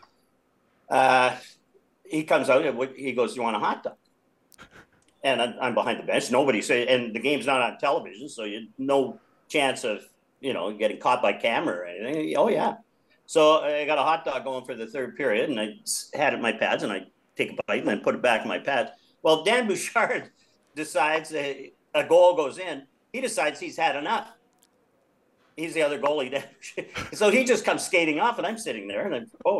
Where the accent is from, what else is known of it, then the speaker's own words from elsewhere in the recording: Vancouver, British Columbia, Canada; I'm from Vancouver